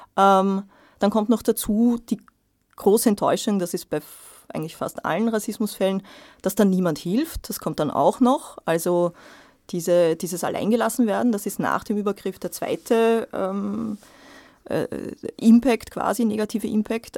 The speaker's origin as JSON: {"language": "German", "country": "Austria", "said": "bei uns in Österreich"}